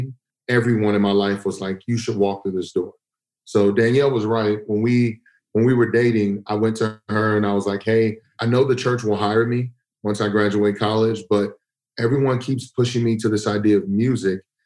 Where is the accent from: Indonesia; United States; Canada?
United States; Texas; growing up in Texas